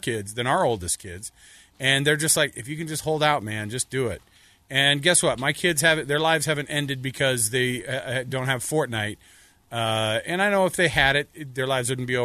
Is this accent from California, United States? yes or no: no; Texas, United States; As a Texan myself